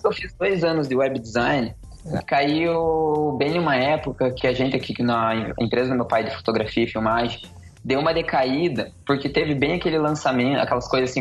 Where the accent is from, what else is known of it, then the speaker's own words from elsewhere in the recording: Curitiba, Paraná, Brazil; eu sou de Curitiba, Paraná, nasci e cresci aqui desde sempre